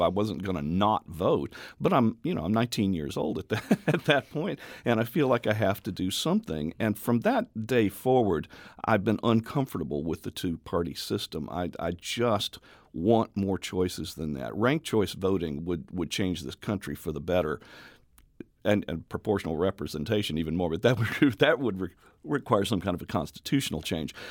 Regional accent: Memphis, Tennessee, United States; also born or lived in Oklahoma City, Oklahoma / Jackson County, Illinois; now in Carbondale, United States; Both of us grew up in this valley. Um, I'm from Memphis

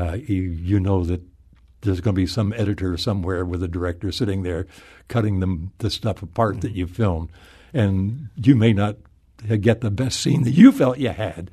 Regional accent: Oklahoma, United States; moved away; I'm from Oklahoma

